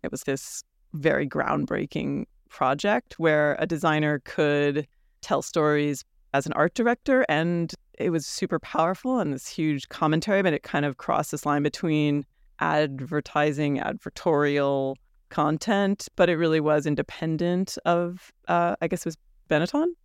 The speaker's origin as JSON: {"language": "English", "region": "New York", "country": "United States", "tie": "born or raised there", "said": "growing up in New York"}